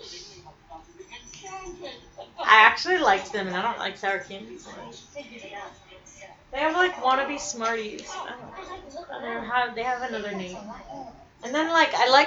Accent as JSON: {"language": "English", "country": "United States", "said": "We are American"}